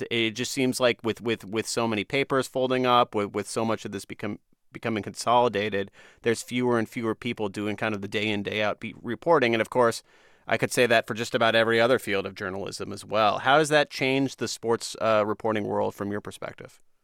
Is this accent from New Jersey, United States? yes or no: yes; New Jersey, United States; I'm somebody who was reading that sports section growing up in New Jersey all the time